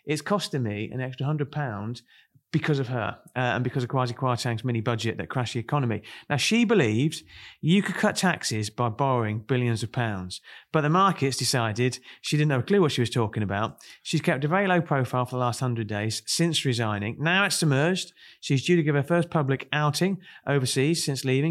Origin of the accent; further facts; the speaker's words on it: Kent, South East England, United Kingdom; now in Chorley, United Kingdom; I come from Kent